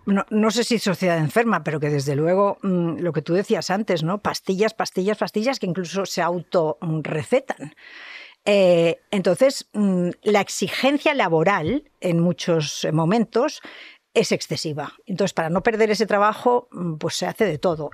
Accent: Catalonia, Spain; soy catalana

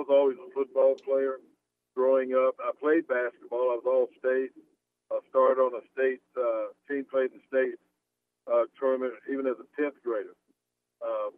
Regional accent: Mount Dora, Florida, United States; moved away; I grew up in a little town, Florida, and it's called Mount Dora, Florida.

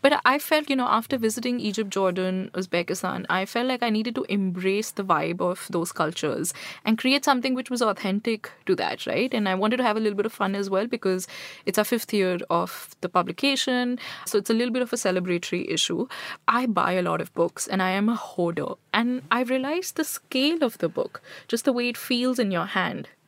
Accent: Delhi, India; also born or lived in Jaipur / Punjab; I grew up in Delhi and still I spend most of my time in Delhi.

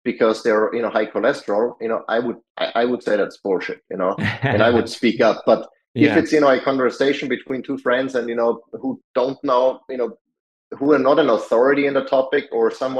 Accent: Salzburg, Austria; moved away as an adult; now in United States; Salzburg, when my hometown

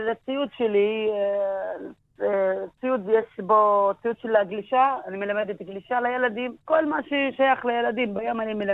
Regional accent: Jisr az-Zarqa, Haifa District, Israel; Hebrew is a second language; כן, נולדתי בג'יסר א-זרקא, גדלתי בג'יסר א-זרקא.

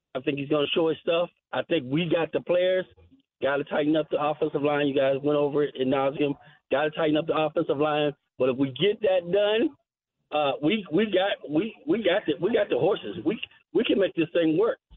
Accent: Fort Hunt, Virginia, United States; I grew up in Fort Hunt down in Mount Vernon, man, and and playing little league football

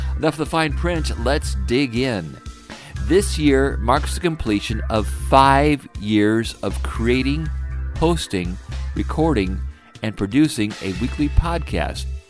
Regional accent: Fort Wayne, Indiana, United States; I grew up in Fort Wayne, Indiana

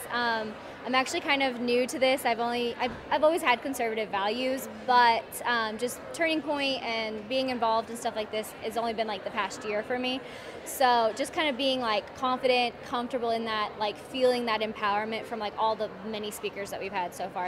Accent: Fort Worth, Texas, United States; I am from Fort Worth, Texas

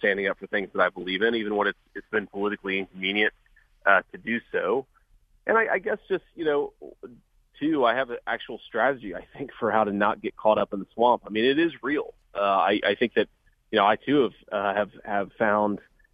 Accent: Ohio, United States; I was born and raised in Ohio. I've grown up here my whole life

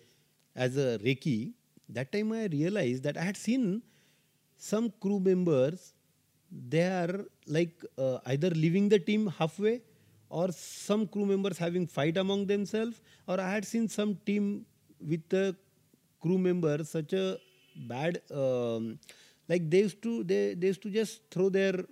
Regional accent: India; being an Indian, we have a culture of yoga

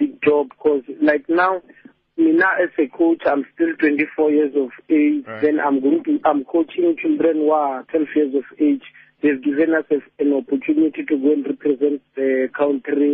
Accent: Musina, Limpopo, South Africa; I'm from Messina. I was born in Messina and raised in Messina.

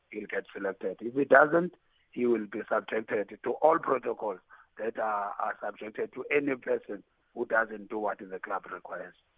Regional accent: South Africa; being South African

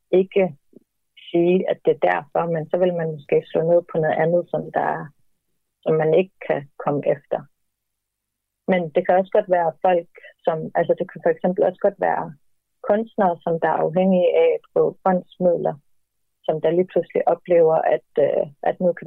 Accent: Greenland; der er rigtig mange grønlændere, som det går rundt med en følelse af, at vores eget land er ikke til for os.

